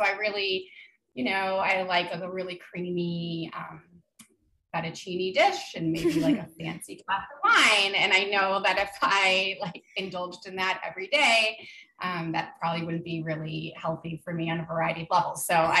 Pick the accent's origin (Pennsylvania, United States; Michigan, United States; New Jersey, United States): New Jersey, United States; moved away as an adult; also born or lived in Connecticut; So basically my story is that I'm not from New Hampshire. I was born in Connecticut. I moved around a lot per my dad's job as a software engineer, but I mostly grew up in northern New Jersey.